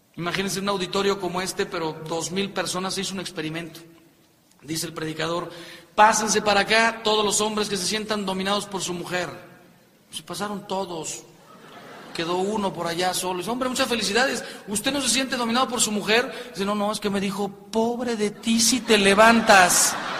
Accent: Mexico; yo soy mexicano

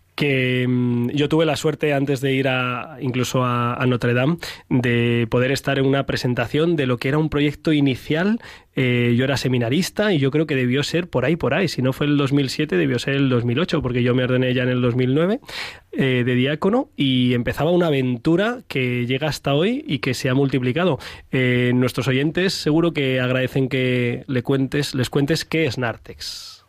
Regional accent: Madrid, Community of Madrid, Spain; los que somos de Madrid

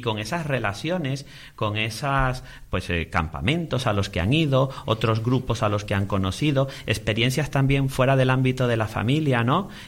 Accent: Venezuela; born there; donde nací yo, en Venezuela, aunque yo, mis padres son de aquí, yo he nacido allí

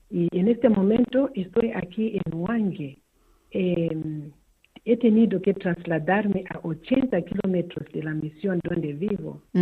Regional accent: Kamativi, Matabeleland North, Zimbabwe; llegaron las españolas, religiosas misioneras hijas de Calvario que venía de Burgos a mi pueblo, en Camativi.

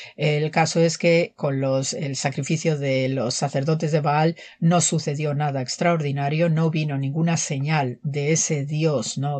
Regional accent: Manzanares, Castilla-La Mancha, Spain; soy de Manzanares, Ciudad Real

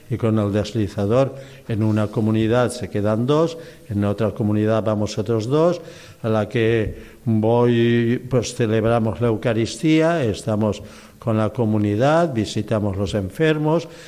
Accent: Petra, Balearic Islands, Spain; No, yo estaba aquí en España, de España, bueno, también es España. Yo salí de Petra, Mallorca, el pueblo de Junípero Serra, el gran misionero también.

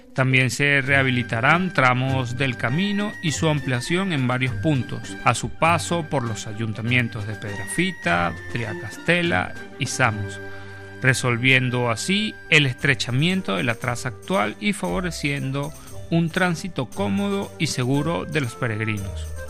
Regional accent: Venezuela; moved away as an adult; now in Spain; incluso cuando estaba en Venezuela, soy de Venezuela

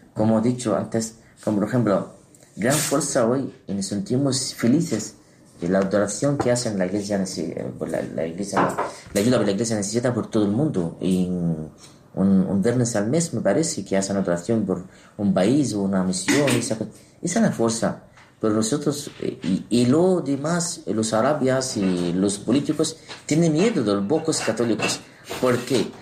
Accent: Egypt; Spanish is a second language; moved away; also born or lived in Terrassa, Spain; en Egipto, en mi tierra

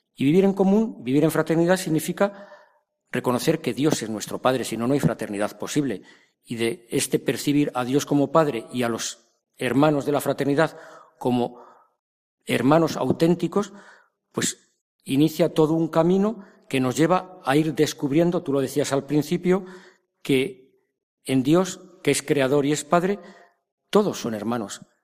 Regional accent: Madrid, Community of Madrid, Spain; yo soy de Madrid

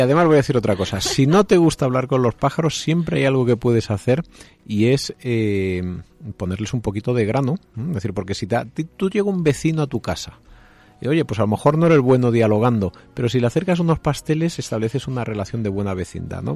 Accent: Jaén, Andalusia, Spain; yo que soy de un pueblo de, de Jaén, de Don Jimeno

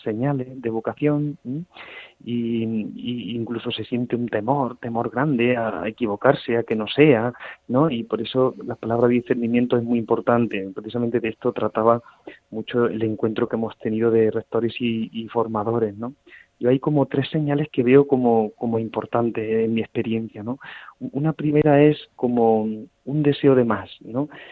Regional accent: La Rambla, Andalusia, Spain; soy de un, de un pueblo de Córdoba que se llama La Rambla, un pueblo de unos 7.000 habitantes

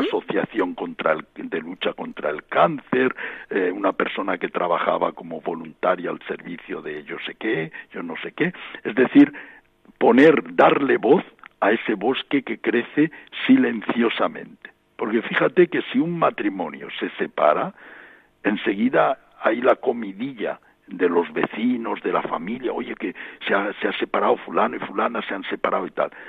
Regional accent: Badalona, Catalonia, Spain; also born or lived in Vélez, Almería; now in Rabat, Morocco; yo viví mi infancia en Badalona, aunque nací en Vélez en la provincia de Almería. A los nueve meses mi familia emigró

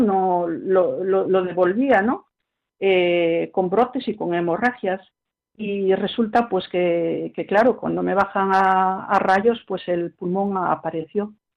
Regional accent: Paris, Île-de-France, France; also born or lived in Spain (parents' origin); Yo nací en París

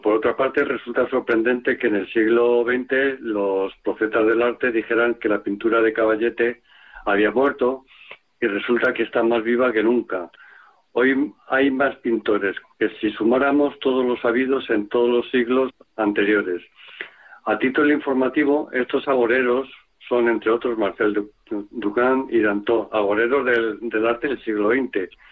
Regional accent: Madrid, Community of Madrid, Spain; como madrileño

